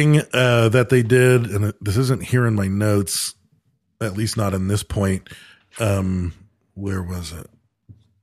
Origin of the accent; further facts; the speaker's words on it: Michigan, United States; moved away; growing up in Michigan